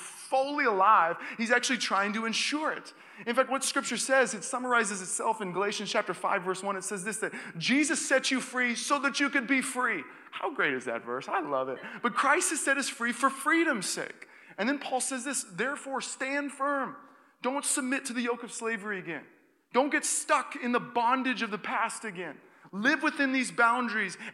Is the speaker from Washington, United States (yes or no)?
yes; Seattle, Washington, United States; now in Walnut Creek, United States; I grew up in Seattle, Washington